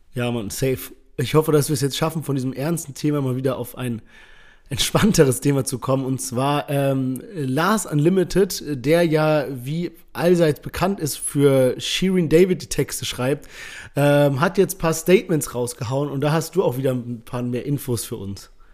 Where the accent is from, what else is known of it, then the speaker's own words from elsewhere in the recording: Heidelberg, Baden-Württemberg, Germany; wir kommen beide aus Heidelberg.